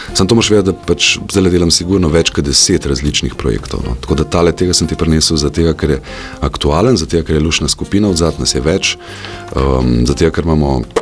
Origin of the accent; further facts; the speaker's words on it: Slovenia; Slovenci smo